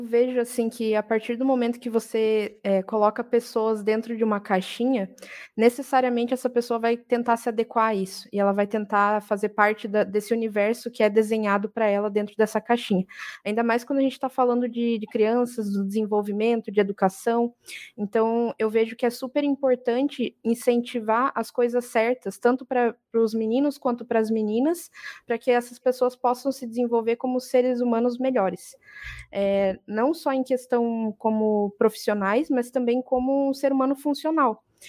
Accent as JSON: {"language": "Portuguese", "region": "interior of Paraná", "country": "Brazil", "moved": "yes", "lives_now": "Brusque, Brazil", "said": "Mas eu não sou daqui, eu sou do interior do Paraná."}